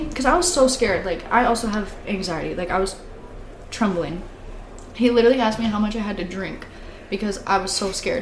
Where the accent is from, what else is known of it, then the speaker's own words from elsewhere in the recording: Gladwin, Michigan, United States; since I'm from Gladwin, everybody knows everybody